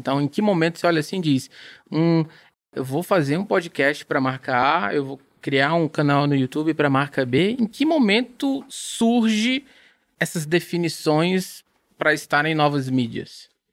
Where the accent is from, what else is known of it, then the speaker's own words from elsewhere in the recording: Ceará, Brazil; eu sou brasileiro, sou cearense